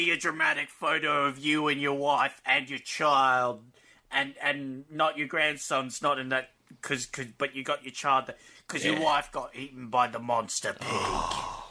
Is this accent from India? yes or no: no; Australia; accent: Australian; We're Australian!